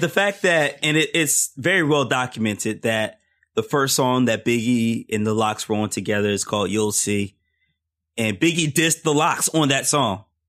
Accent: Philadelphia, Pennsylvania, United States; I grew up in Philly

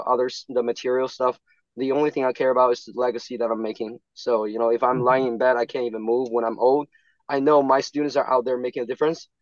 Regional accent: China; moved away as an adult; now in United States; I was born in China. I came over when I was 26. So yeah, I came here for graduate school. Before that, I was in China.

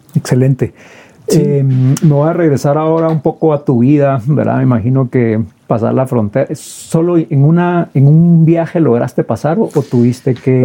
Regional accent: Guatemala; como guatemaltecos

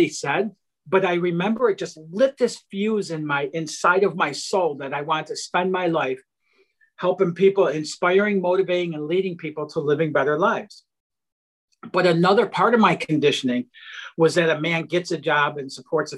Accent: outside of Detroit, Michigan, United States; I grew up in outside of Detroit, Michigan, in a really low income blue collar family

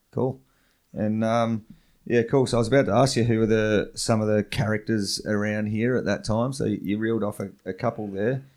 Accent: Western Australia, Australia; I grew up in West Australia

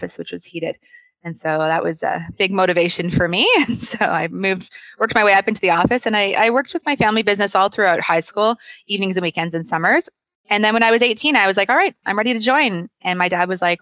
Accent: Calgary, Alberta, Canada; now in Ontario, Canada; born and raised in Calgary

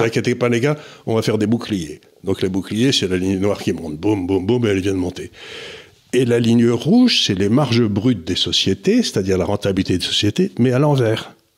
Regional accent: France; also born or lived in Switzerland; en tant que Français

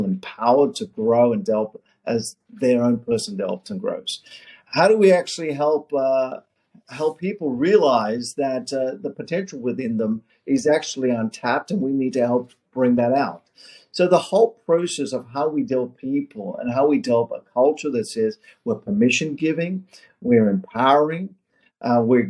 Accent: Australia; moved away as an adult; also born or lived in South Africa / Orange County, California; now in United States; I was born in South Africa, in apartheid South Africa, migrated my family to Australia when I was 8 years of age, lived in Australia

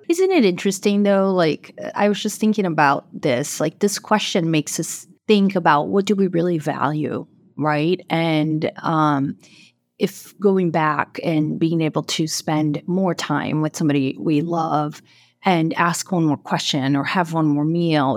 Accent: Brazil; moved away as an adult; also born or lived in Boston area; now in Boston, United States; I'm originally from Brazil, and I live, um, in the Boston area now

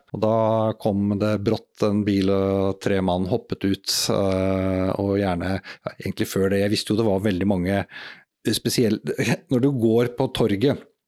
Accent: Norway; jeg er jo bare nordmann

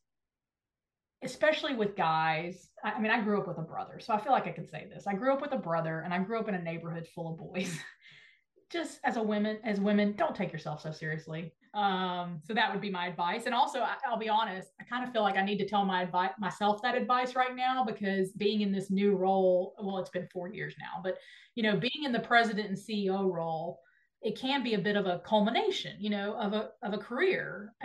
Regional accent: Nashville, Tennessee, United States; you love my hometown. So I love that you talk about Nashville

